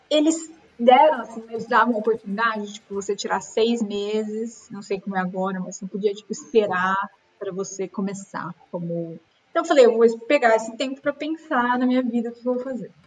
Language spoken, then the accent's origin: Portuguese; Brazil; moved away as an adult